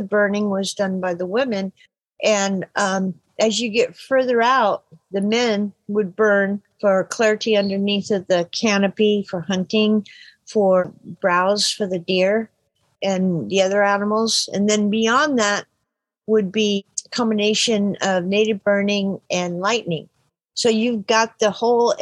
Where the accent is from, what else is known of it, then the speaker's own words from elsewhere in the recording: Happy Camp, California, United States; I was born and raised in Happy Camp, California